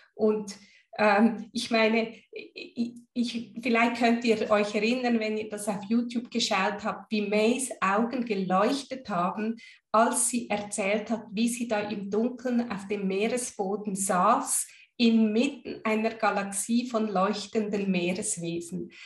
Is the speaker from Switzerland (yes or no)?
yes; Switzerland; Als Schweizerin